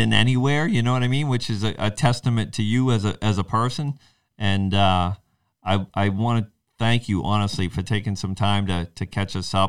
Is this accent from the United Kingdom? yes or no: no; New England, United States; growing up in New England